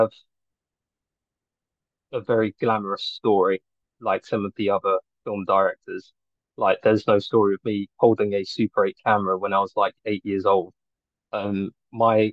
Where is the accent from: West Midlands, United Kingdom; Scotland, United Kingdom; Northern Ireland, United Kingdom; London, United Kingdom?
London, United Kingdom; I'm a filmmaker from Northwest London.